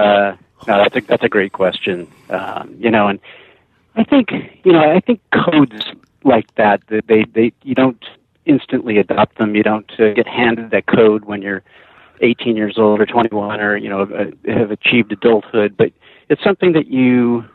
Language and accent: English; San Jose, California, United States; I grew up in the San Francisco Bay Area, in the South Bay, in San Jose, Santa Clara.